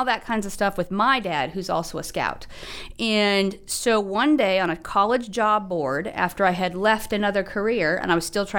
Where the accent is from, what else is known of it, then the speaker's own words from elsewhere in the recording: Utah, United States; moved away as an adult; also born or lived in Orlando, Florida / Palm Beach, Florida; now in Arkansas, United States; Utah is my home state.